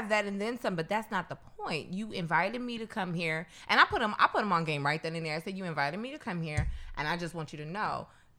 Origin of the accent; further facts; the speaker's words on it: New York City, New York, United States; Like, and don't get me wrong, I'm from New York, so yeah, a little stroll through Central Park, Prospect Park, whatever it is, the promenade, whatever it is cool.